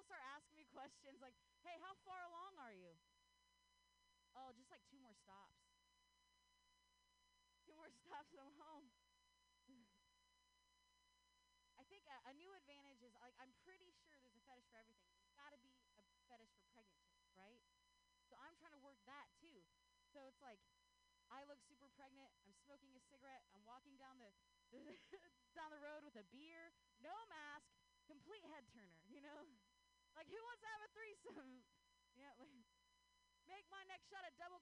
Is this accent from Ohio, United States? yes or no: yes; Ohio, United States; now in Bay Area, United States; I grew up in Ohio.